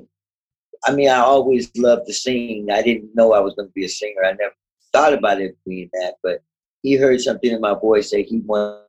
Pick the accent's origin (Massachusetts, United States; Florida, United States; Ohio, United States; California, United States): California, United States; Berkeley; I'm from California, Berkeley